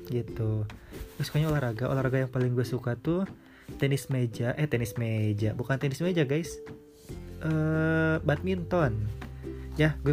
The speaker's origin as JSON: {"language": "Indonesian", "town": "Sukabumi", "region": "West Java", "country": "Indonesia", "tie": "born or raised there", "said": "gue lahir di Sukabumi gue besar di Sukabumi ya kalian tahu Sukabumi kota mochi guys"}